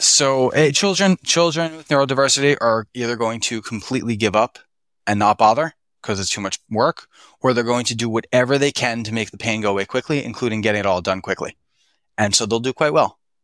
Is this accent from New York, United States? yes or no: no; Philadelphia, Pennsylvania, United States; I was raised in Philadelphia